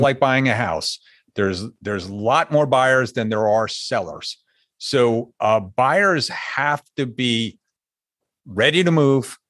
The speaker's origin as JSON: {"language": "English", "region": "Northeast", "country": "United States", "tie": "born or raised there", "also_born_or_lived": "Hartford, Connecticut", "moved": "as an adult", "lives_now": "South Florida, United States", "said": "I grew up in the Northeast, if you couldn't hear it in my voice yet."}